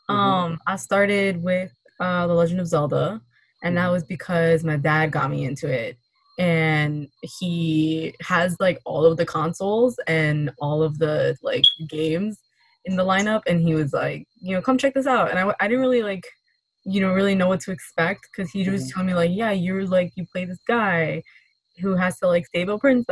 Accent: New York City, New York, United States; I'm from Queens.

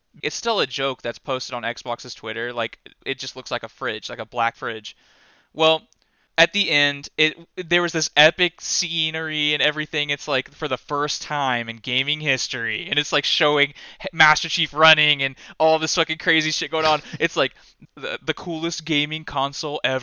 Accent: United States; I'm just an American

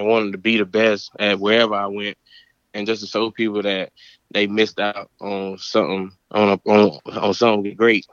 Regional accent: North Carolina, United States; moved away as an adult; also born or lived in Pittsburgh; I'm from North Carolina.

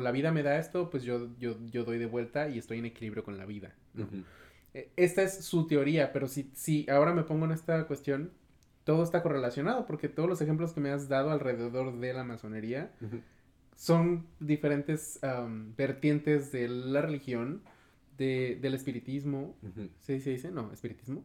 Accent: Cortázar, Guanajuato, Mexico; yo soy de un, municipio que se llama Cortázar

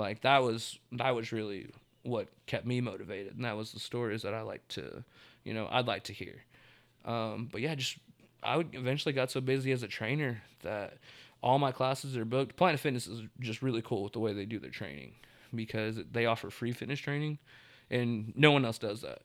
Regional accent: Tulsa, Oklahoma, United States; I'm from Tulsa, like, born and raised

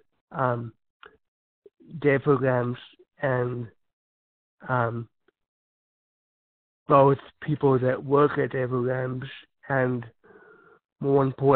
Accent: California, United States; I come from California

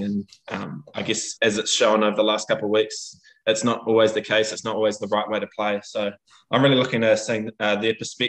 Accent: New Zealand; also born or lived in Boston, Massachusetts, United States; I was born in Boston, had a US passport, went back to New Zealand and grew up there for the rest of my life. From the age of 6 months.

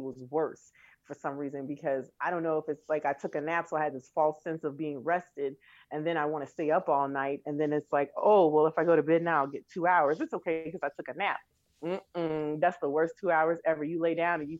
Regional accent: Chicago, Illinois, United States; Chicago is home. I grew up on the South Side in Beverly

